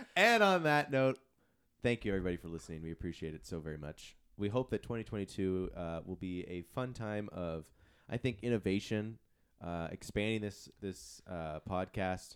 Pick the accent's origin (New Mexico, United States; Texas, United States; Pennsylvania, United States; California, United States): California, United States; San Diego; moved away; my hometown of San Diego